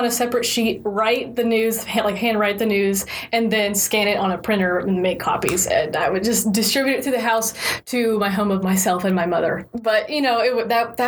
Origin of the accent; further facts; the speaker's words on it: Houston, Texas, United States; I'm originally from Houston. I grew up in the Cypress area